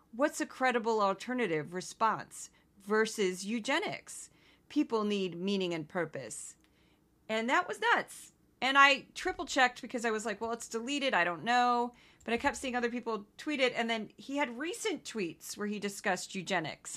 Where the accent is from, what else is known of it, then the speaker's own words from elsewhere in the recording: Missouri, United States; I'm from Missouri, which some people call the South, some people call the Midwest